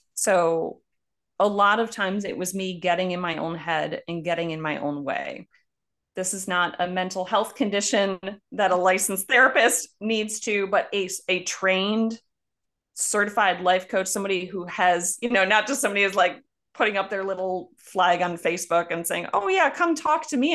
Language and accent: English; Buffalo, New York, United States; moved away; also born or lived in Cochabamba, Bolivia; I'm from Buffalo, New York.